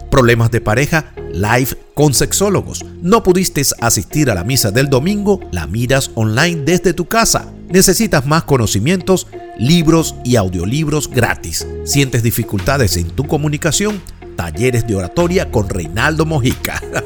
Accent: Venezuela; moved away as an adult; also born or lived in New York; mi experiencia laboral de más de 27 años en una reconocida empresa de servicios en Venezuela

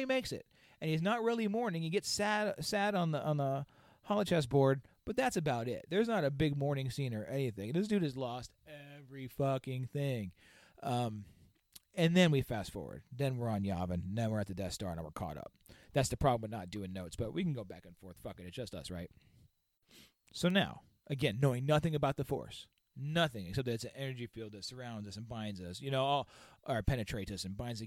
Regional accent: Victorville, California, United States; I grew up in Victorville, California

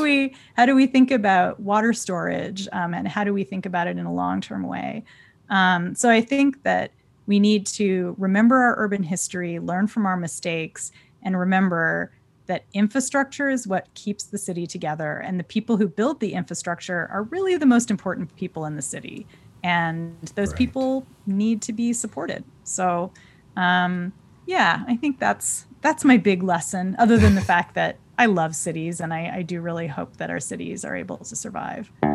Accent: California, United States; my home state of California

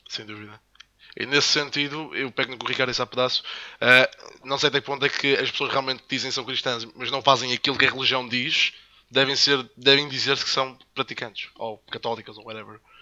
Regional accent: Madeira, Portugal; also born or lived in the Salesian school on the island; now in mainland Portugal; sou de Madeirense também

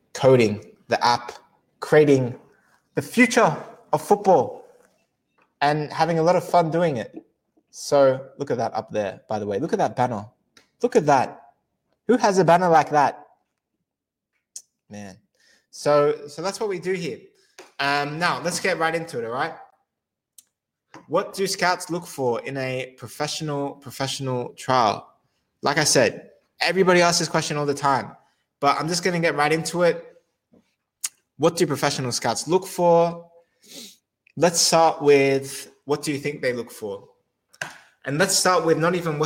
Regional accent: Australia; moved away as an adult; also born or lived in Europe / England / Netherlands / Switzerland; now in London, United Kingdom; I'm originally from Australia, but I spent the last 10 years in Europe.

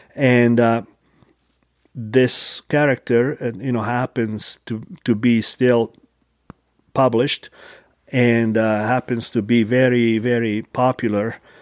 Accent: Taranto, Apulia, Italy; now in Utah, United States; from, uh, nice coast town in southern Italy called Taranto

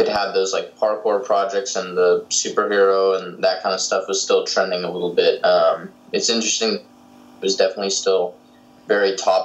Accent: Southern California, United States; a filmmaker from Southern California, currently living

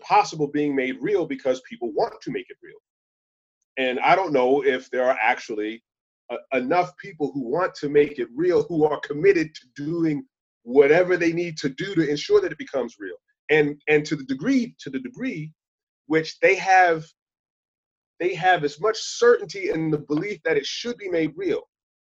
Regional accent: Long Island, New York, United States; I grew up on Long Island in the 70s and 80s

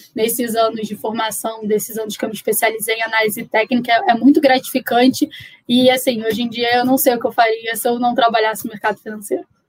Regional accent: Rio de Janeiro, Brazil; sou carioca, me formei no Rio

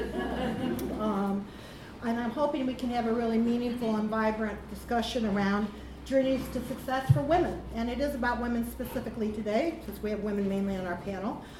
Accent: United States; accent: American; now in United Kingdom; I speak American and Scouse

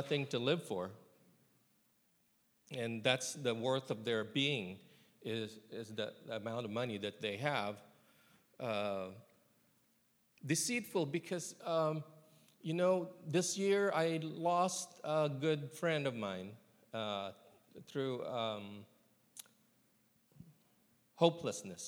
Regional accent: California, United States; moved away as an adult; now in Columbia, Tennessee, United States; I'm from California

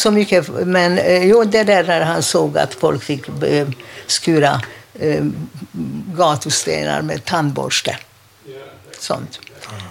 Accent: Budapest, Hungary; Swedish is a second language; now in Sweden; jag är född i Budapest.

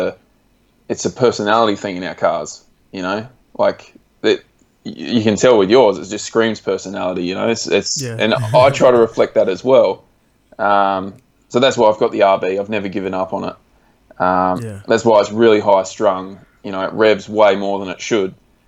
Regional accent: Australia; state level events like we do in Australia, but we've got like state based championships in like my home state and Victoria.

